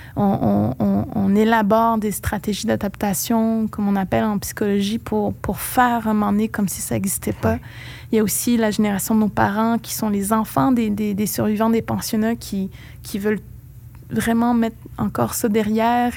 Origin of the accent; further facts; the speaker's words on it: Pessamit, Quebec, Canada; first language Innu; French is a second language; now in Montreal, Canada; ces premières années de ma vie où tout, absolument tout se passait en monde. Il n'y a que Pessamit